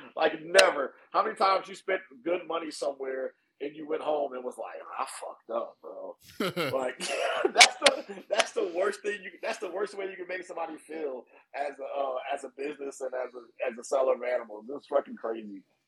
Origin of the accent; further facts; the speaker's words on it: East Orange, New Jersey, United States; moved away as an adult; also born or lived in Newark, New Jersey / Trenton, New Jersey / North Carolina; now in California, United States; I was born in Newark and I was raised in East Orange and went to high school in Trenton.